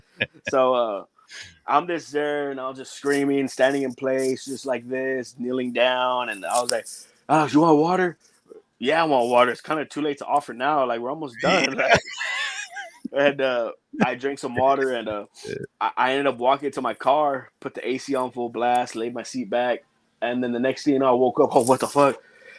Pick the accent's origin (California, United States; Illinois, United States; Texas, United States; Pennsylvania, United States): Texas, United States; Beeville; because I'm from Beeville, my hometown is Beeville, Texas.